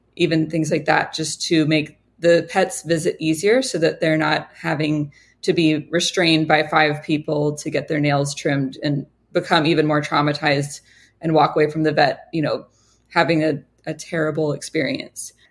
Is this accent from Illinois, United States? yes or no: no; Honolulu, Hawaii, United States; also born or lived in Colorado; moved back to Hawaii where I'm from